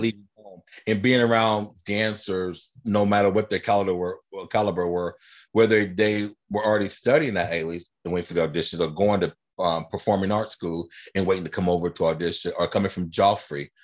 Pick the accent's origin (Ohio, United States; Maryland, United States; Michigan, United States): Ohio, United States; Dayton; moved away as an adult; also born or lived in Los Angeles / Reno, Nevada; I grew up here in Dayton, Ohio